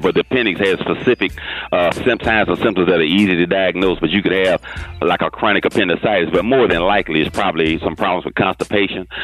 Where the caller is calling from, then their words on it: Fort Lauderdale, Florida, United States; I'm calling from Fort Lauderdale, Florida